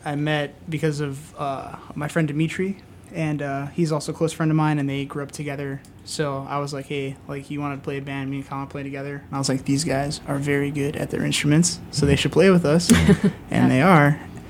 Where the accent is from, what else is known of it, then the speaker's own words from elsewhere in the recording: Chicago, Illinois, United States; I'm from Ravenswood, City of Chicago.